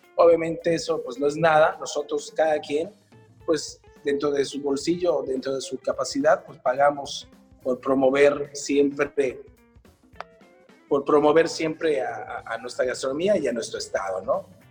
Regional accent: Yucatán, Mexico; como yucatecos es algo que amamos muchísimo desde que nacemos, puesto que lo llevamos en la sangre

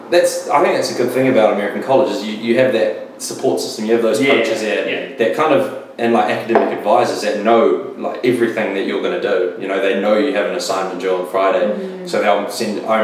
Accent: New Zealand; I'm from New honest. Zealand.

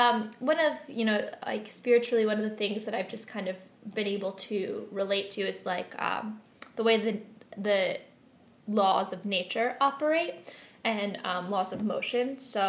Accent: Philadelphia, Pennsylvania, United States; I grew up in Philadelphia and like right outside.

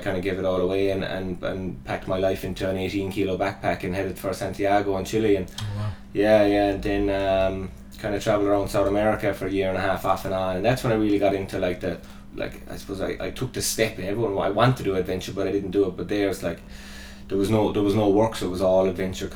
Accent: Killarney, Munster, Ireland; moved away as an adult; also born or lived in Australia; Killarney, like, is my hometown.

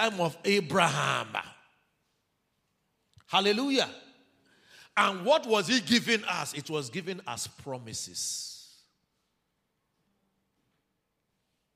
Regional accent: Urhobo, Delta, Nigeria; now in Osun State, Nigeria; I'm an Urobo man

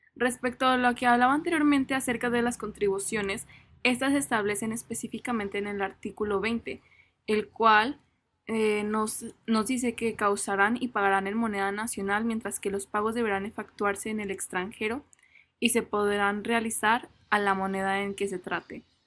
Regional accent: Mexico; nos rige como mexicanos

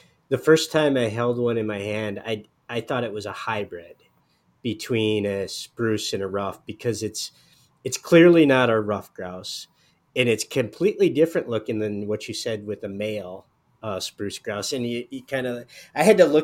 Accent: Upper Peninsula of Michigan, United States; I grew up in the Upper Peninsula of Michigan

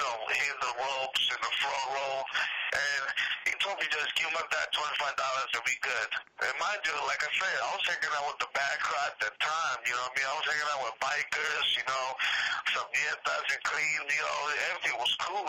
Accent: New York City, New York, United States; also born or lived in Bushwick, Brooklyn; I'm from Bed-Stuy

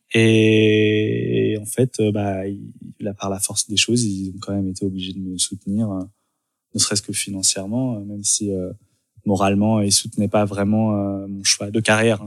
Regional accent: Dijon, Bourgogne-Franche-Comté, France; also born or lived in Lyon; now in Paris, France; je suis né à Dijon

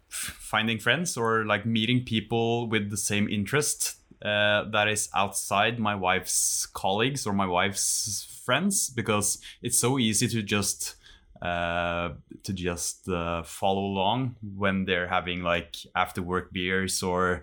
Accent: Norway; English is a second language; even though I moved like an hour away from where I grew up back home in Norway, it's still just an hour.

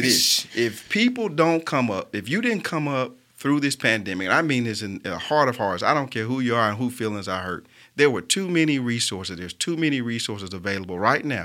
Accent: Birmingham, Alabama, United States; what makes me so Birmingham is that I was born and raised here.

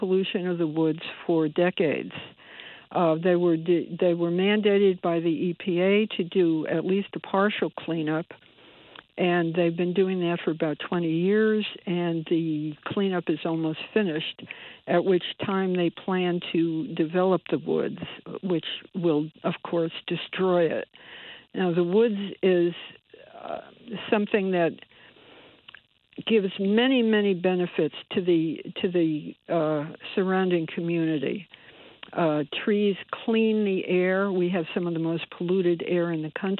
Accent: Bridgeport, Connecticut, United States; I was born and bred in Bridgeport and grew up on the east side

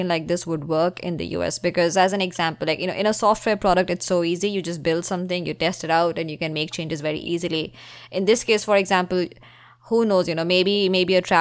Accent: India; now in United States; I'm from India

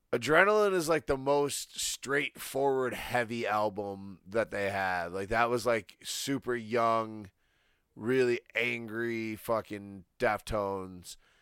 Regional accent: Michigan, United States; I'm from Michigan

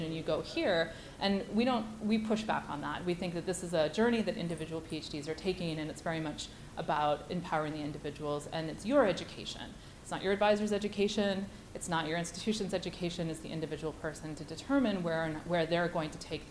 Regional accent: Canada; also born or lived in Chapel Hill, North Carolina; I am Canadian, but I went to UNC Chapel Hill.

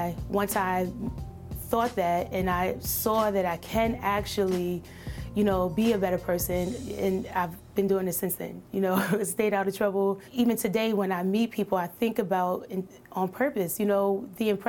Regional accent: New York City, New York, United States; moved away; also born or lived in Germany / Syracuse, New York; growing up in Brooklyn and Coney Island really shaped who I was early on

